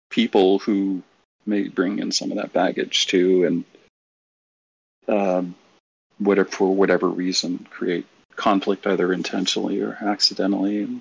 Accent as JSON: {"language": "English", "region": "Massachusetts", "country": "United States", "moved": "yes", "said": "Uh, well, so I'm from Massachusetts. Anyone knows too that folks like us, I don't have an accent anymore. I moved around and it neutralized"}